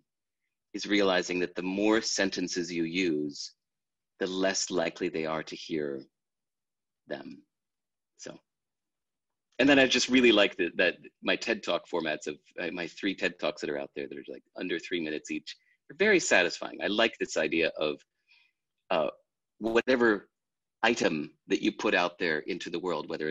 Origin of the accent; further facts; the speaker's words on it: United States; Growing up in America